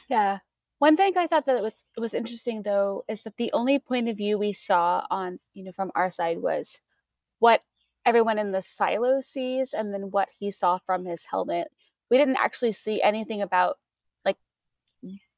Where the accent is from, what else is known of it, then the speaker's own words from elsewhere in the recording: Missouri, United States; I grew up in Missouri